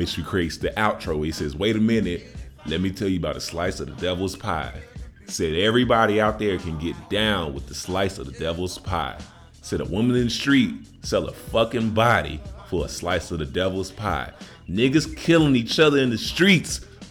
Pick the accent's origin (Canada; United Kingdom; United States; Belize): United States; Chicago, Illinois; I'm from Chicago